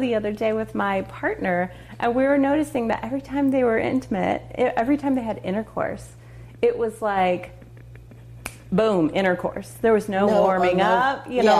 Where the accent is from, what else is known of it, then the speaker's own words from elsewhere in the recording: Texas, United States; also born or lived in Boulder, Colorado; now in Atlanta, United States; growing up in Texas, where it's very conservative and abstinence is taught